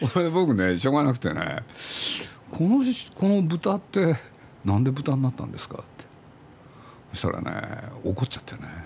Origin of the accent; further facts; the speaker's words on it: Nagoya, Aichi, Japan; 僕は名古屋の出身